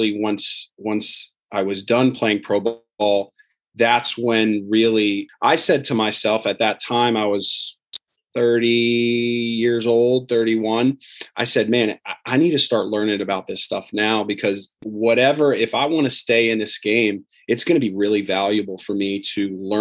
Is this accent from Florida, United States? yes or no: yes; South Florida, United States; Born and raised in South Florida.